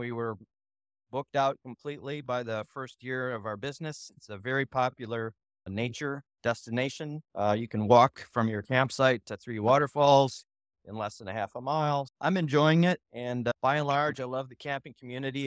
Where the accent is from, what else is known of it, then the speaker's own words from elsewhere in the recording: California, United States; now in Nashville, United States; I'm from California